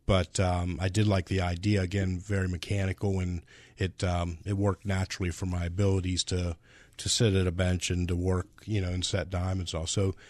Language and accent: English; Pittsburgh, Pennsylvania, United States; I grew up in the Pittsburgh area.